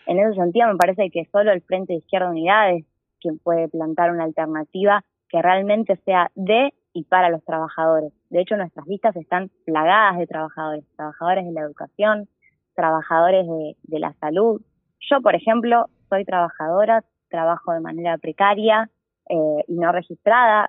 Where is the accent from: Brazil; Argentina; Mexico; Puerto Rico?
Argentina; Quilmes, Buenos Aires Province; Nací acá, viví siempre acá, estudié acá, de hecho estudio en la Universidad Nacional de Quilmes, así que soy quilmeña de pura cepa